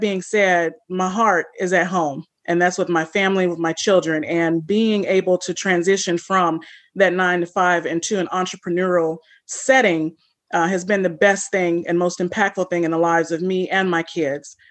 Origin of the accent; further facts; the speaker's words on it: California, United States; moved away; also born or lived in St. Louis, Missouri / New Orleans, Louisiana / Florida / Mississippi; I grew up in California.